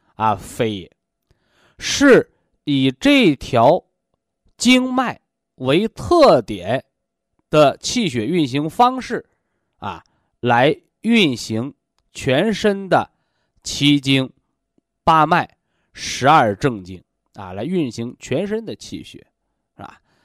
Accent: China; 我们身为中国人

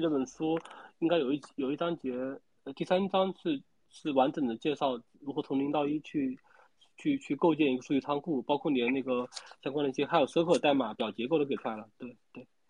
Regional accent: Wuhan, Hubei, China; moved away; 我来自于那个英雄城市武汉

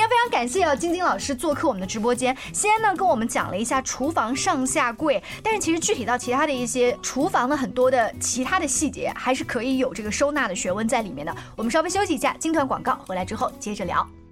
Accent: China; 我们中国人油烟大的习惯

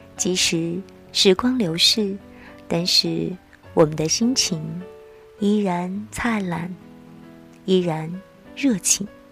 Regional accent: the South, southern China, China; 因为我是南方人。

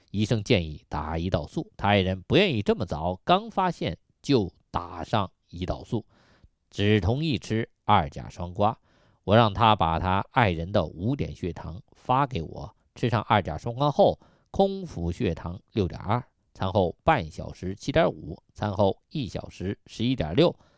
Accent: China; 我们中国人

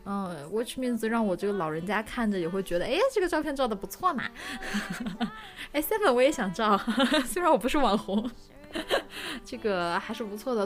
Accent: Northeast China, China; moved away; 以前小时候在东北嘛

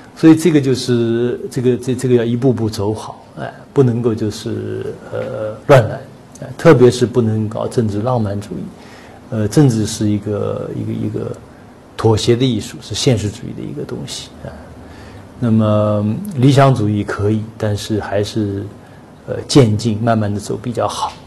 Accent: China; 我们中国人

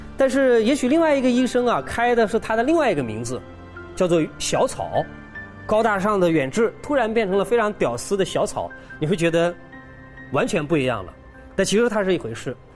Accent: China; 我们中国人

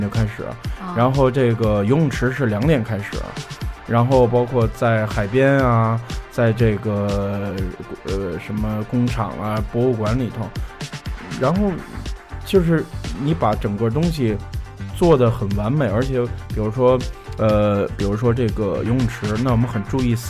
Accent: China; 因为我是中国人。

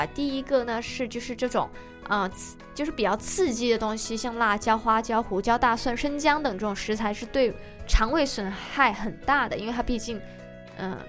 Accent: Guangdong, China; now in United States; 我还好，我广东人，然后其实吃的并不是很辣，

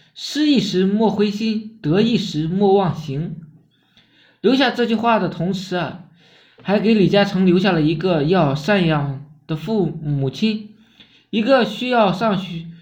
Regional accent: China; 我们中国人有一句古话

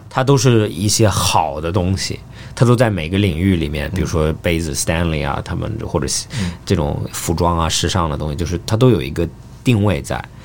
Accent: Australia; moved away; 我在澳大利亚长大的

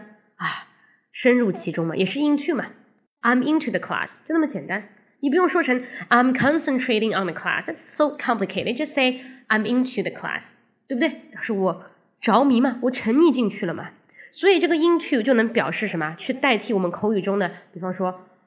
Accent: China; 老外说话他在乎的是状态，而我们中国人说话呢，他在乎的是动作。

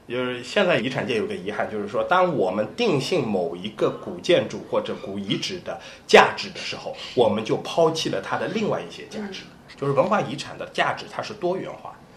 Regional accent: Ningbo, Zhejiang, China; 就我们宁波人

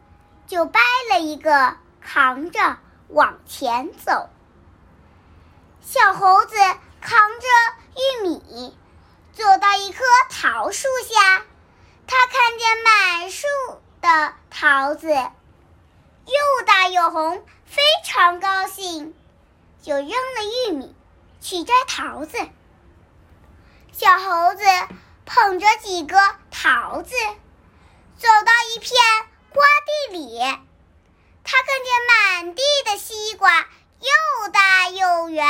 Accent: Wenzhou, Zhejiang, China; 我来自浙江温州。

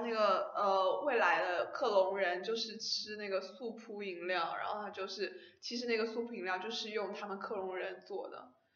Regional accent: China; 我们中国人的思想

